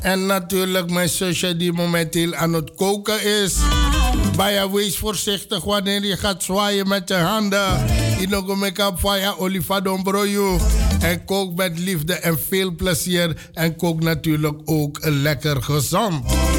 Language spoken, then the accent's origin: Dutch; Amsterdam, North Holland, Netherlands; Want ik ben ook van de K-buurt